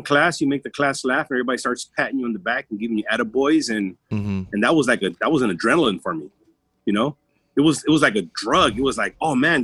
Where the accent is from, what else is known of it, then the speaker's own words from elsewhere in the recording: Los Angeles, California, United States; first language Spanish; English is a second language; We grew up in South LA, Southeast LA, poor part of urban LA.